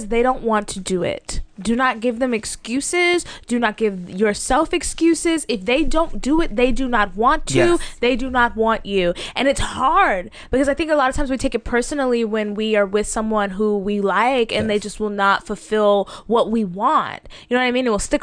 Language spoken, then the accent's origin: English; the South, United States; I'm from the South